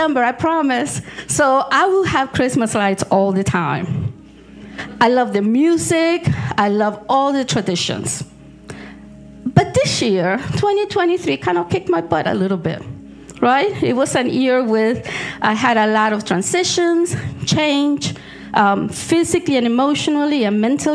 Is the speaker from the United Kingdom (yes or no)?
no; Argentina; moved away; I was born in Argentina